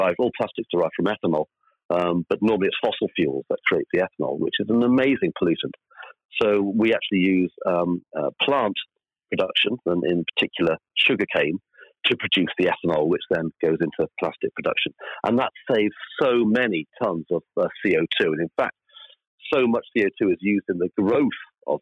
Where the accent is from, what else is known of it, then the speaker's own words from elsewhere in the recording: Wales, United Kingdom; moved away; I'm Welsh originally